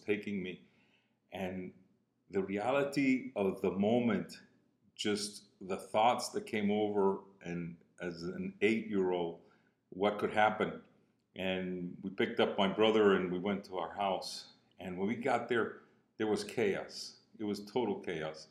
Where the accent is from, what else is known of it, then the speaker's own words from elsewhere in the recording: Cuba; accent: Cuban; moved away; also born or lived in Miami; from my accent, you can tell I'm Cuban. I was born in Cuba